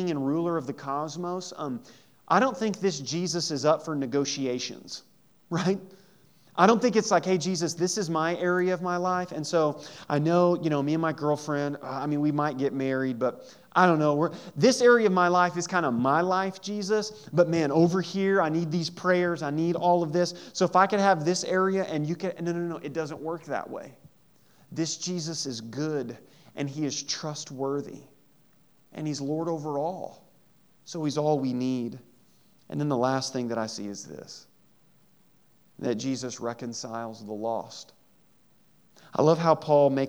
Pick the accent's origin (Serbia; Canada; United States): United States; Southeast Missouri; in Southeast Missouri we would say, and y'all